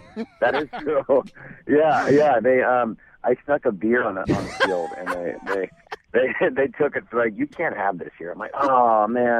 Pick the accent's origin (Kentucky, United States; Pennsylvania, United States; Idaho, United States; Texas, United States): Idaho, United States; To be honest, not really. I mean, my family is a big NFL family.